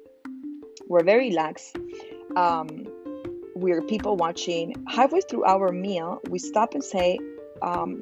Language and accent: English; Miami, Florida, United States; I'm from Miami